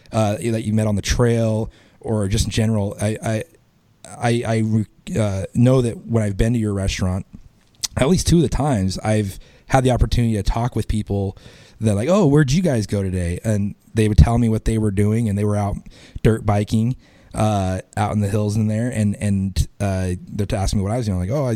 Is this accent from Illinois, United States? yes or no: no; Boise, Idaho, United States; I grew up in Boise, which is 250,000 people.